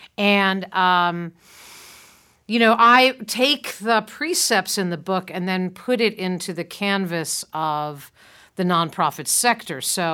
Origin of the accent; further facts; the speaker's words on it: Montclair, New Jersey, United States; who lives here in my hometown of Montclair, New Jersey